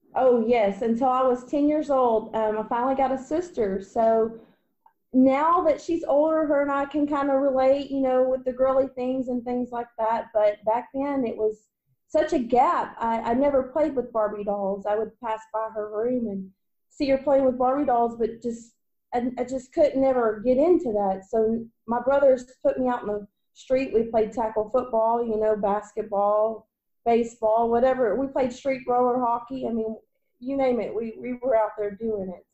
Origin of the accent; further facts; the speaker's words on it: Waco, Texas, United States; I grew up in Waco, Texas